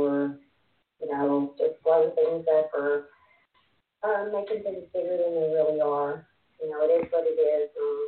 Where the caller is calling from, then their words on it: Texas, United States; About 2.5 hours from Dallas.